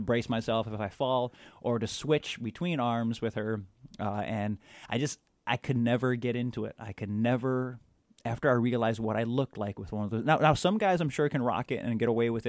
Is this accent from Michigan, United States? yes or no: yes; outside of Ann Arbor, Michigan, United States; moved away as an adult; also born or lived in Wisconsin; I grew up outside of Ann Arbor, Michigan